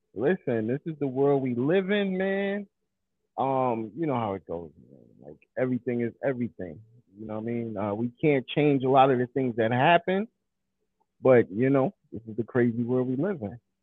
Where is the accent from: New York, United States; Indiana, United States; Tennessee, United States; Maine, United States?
New York, United States; New York City; growing up in Coney Island myself